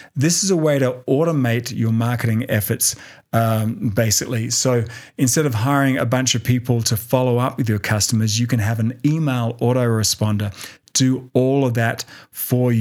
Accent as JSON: {"language": "English", "country": "Australia", "moved": "yes", "lives_now": "Denver, United States", "said": "Australia, which is my home country"}